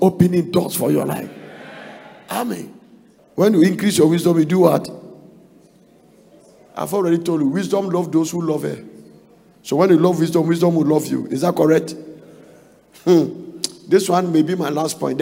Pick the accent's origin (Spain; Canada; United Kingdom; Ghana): Ghana; We came from Ghana